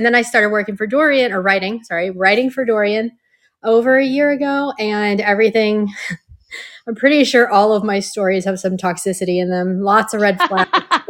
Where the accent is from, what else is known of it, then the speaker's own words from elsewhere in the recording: Pittsburgh, Pennsylvania, United States; now in South Florida, United States; I'm from Pittsburgh. I live in South Florida now.